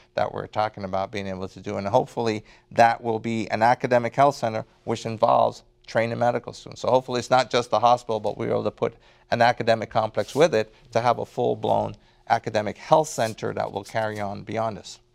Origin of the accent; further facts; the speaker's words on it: Port Antonio, Portland, Jamaica; also born or lived in Kingston, Jamaica; now in United States; born in, um, Kingston, um, but spent most of my time in, uh, Port Antonio